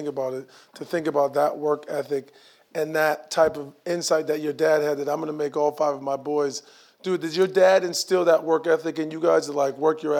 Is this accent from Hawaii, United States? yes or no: no; Akron, Ohio, United States; I'm from Akron, Ohio, of course, and I knew G&G Fitness because there was one not far from my house growing up